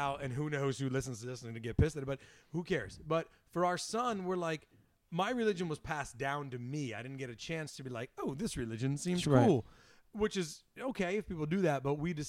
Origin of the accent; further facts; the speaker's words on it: Port Chester, New York, United States; I'm from Westchester County, originally Portchester